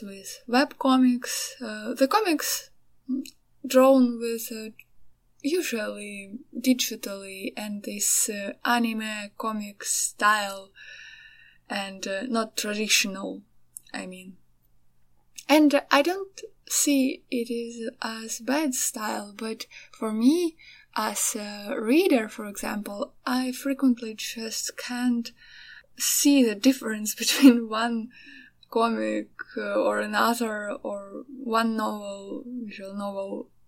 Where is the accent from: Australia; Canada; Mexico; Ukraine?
Ukraine; also born or lived in Kyiv; I'm from Ukraine